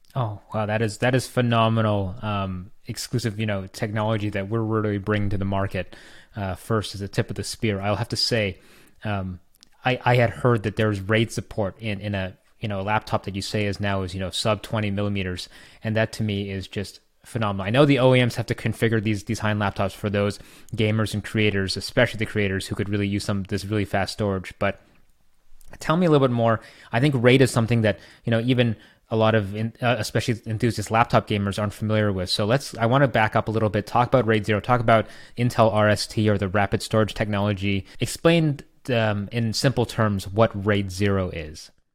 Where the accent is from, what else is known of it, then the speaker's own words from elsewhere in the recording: Canada; I'm Canadian